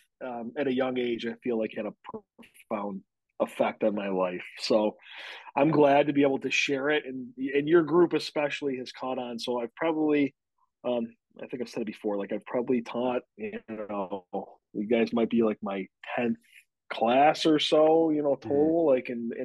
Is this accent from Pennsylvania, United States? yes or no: no; Williamson, New York, United States; also born or lived in Batavia, New York; I grew up in Williamson, which is like, you know, Apple Country, USA